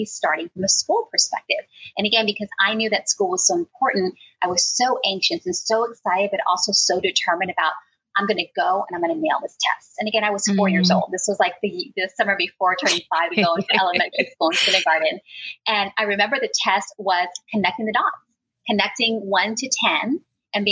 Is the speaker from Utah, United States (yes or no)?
no; San Francisco, California, United States; I was born and raised in the Mission District.